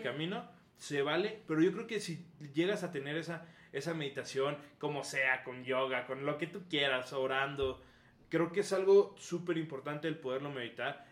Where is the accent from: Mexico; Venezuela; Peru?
Mexico; ser firmes como mexicanos